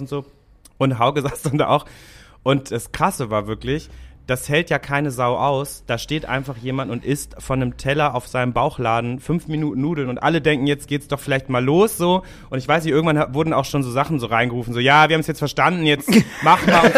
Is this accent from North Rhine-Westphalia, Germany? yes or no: no; Hamburg, Germany; ich habe die ersten oh, 19 Jahre meines Lebens in Rahlstedt verbracht